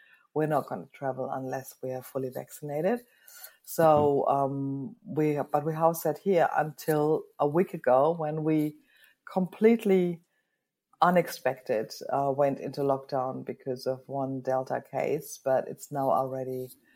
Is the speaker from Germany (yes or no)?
yes; Germany; moved away as an adult; now in New Zealand; I'm originally from Germany